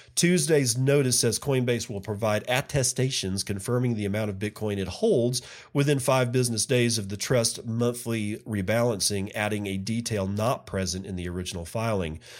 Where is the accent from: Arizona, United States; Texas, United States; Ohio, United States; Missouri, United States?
Texas, United States; Midland; That's my hometown. That's where I was born and grew up